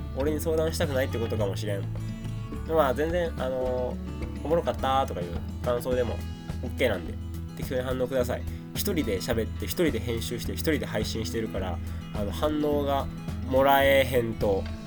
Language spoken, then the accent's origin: Japanese; Sakai, Osaka, Japan; これが僕の出身堺市です